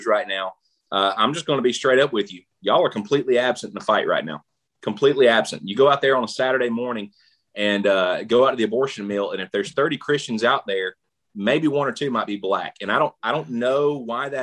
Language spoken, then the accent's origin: English; the South, United States; I grew up in the South.